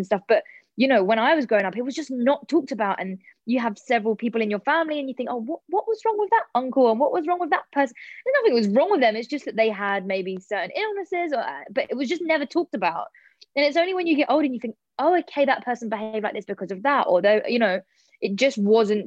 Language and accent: English; London, United Kingdom; I'm such a South London girl